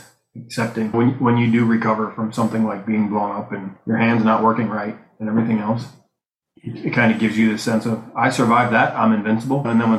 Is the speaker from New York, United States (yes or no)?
yes; Buffalo, New York, United States; I'm from Buffalo, New York.